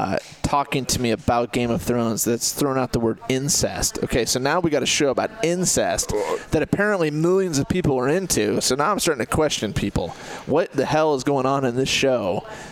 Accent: Ames, Iowa, United States; Because growing up in Ames, I was one of the fastest guys in town.

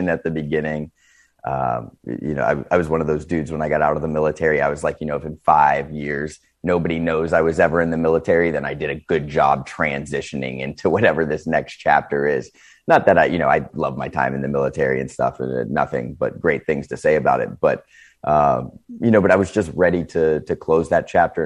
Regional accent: Northeast Ohio, United States; I come from Northeast Ohio, kind of the Rust Belt area, where you saw a lot of factory jobs leaving

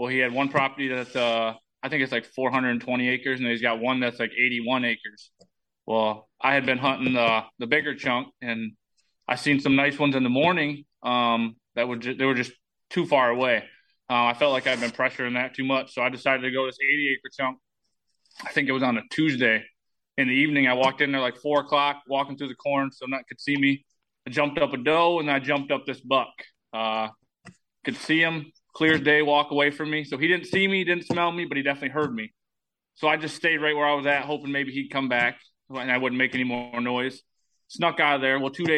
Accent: Michigan, United States; I always tell everybody I like the animal, but not like Wisconsin, because I'm from Michigan, so.

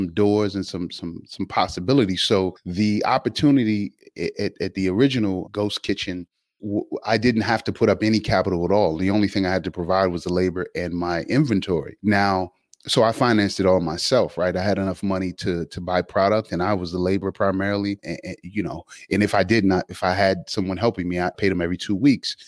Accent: Alexandria, Virginia, United States; I'm from Alexandria, Virginia. You know, South Side, Alpha Street

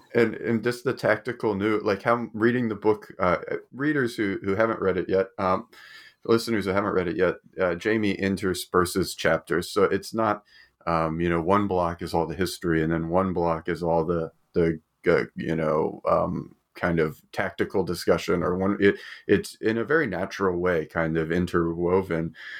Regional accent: United States; now in Australia; I'm from America and I live in Australia

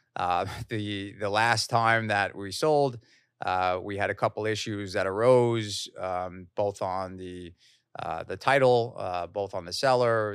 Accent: Long Island, New York, United States; also born or lived in Queens; I grew up in Long Island, uh, mainly, uh, with a stint in Queens

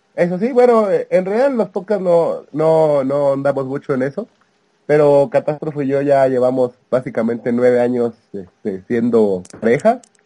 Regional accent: Veracruz, Mexico; yo soy, yo soy de Veracruz

